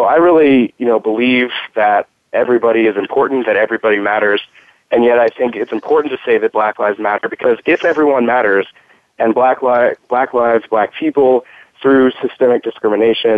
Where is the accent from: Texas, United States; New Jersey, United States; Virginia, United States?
Texas, United States; Houston; my hometown, Houston, Texas